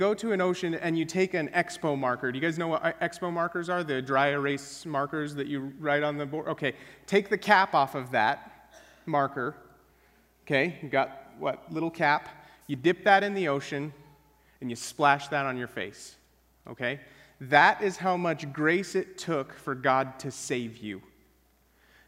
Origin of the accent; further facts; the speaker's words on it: Wyoming, United States; moved away; I grew up in Wyoming where things are dry as dirt